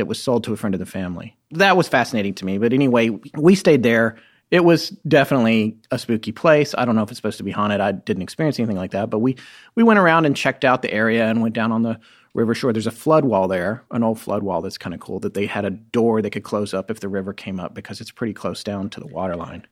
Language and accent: English; North Carolina, United States; also born or lived in California; my experience of growing up was in North Carolina